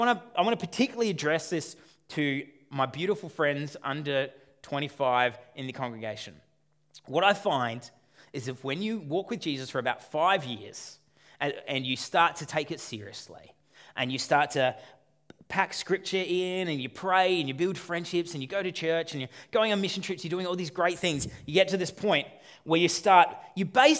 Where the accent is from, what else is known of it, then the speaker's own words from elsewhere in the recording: Australia; for those of us who are born and raised in Australia